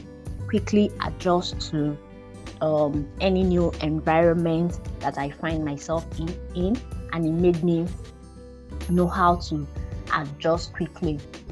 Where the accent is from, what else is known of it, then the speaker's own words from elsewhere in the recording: Lagos, Nigeria; born there; So I was born in Lagos, Nigeria, and Lagos is one of the most populated states in Nigeria.